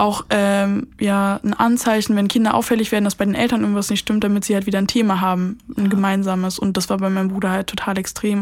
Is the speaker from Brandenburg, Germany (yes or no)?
yes; Brandenburg, Germany; ich komme nicht aus Berlin. Ich mhm. bin in Brandenburg groß geworden